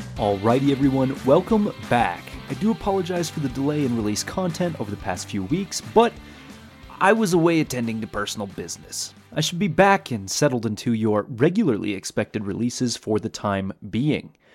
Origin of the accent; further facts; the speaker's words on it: Iowa, United States; moved away; growing up in Iowa